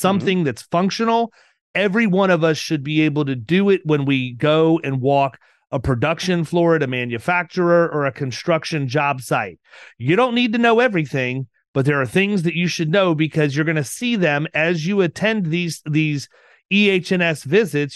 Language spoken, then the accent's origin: English; Florida, United States; I'm from Florida